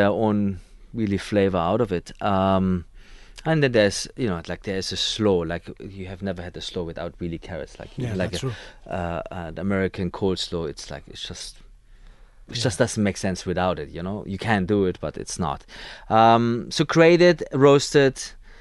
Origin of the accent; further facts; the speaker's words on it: Germany; now in Dubai, United Arab Emirates; I'm from Germany